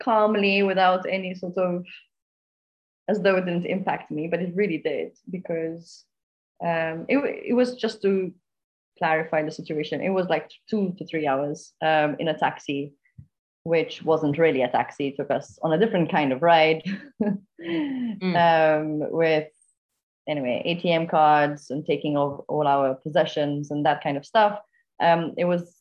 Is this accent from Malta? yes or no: yes; Malta; I'm from Malta, currently in Gozo, an island just north, actually, of Malta.